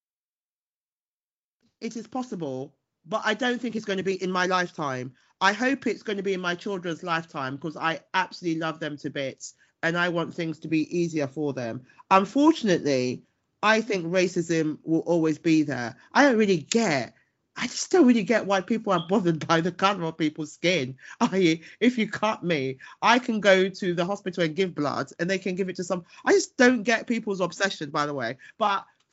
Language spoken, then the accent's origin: English; United Kingdom; I'm British and Ghanaian, and I am incredibly proud. I was born and bred here